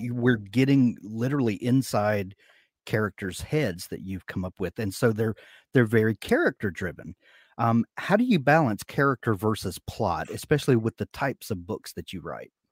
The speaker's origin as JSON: {"language": "English", "region": "the American South", "country": "United States", "accent": "American drawl", "said": "I'm from the American South"}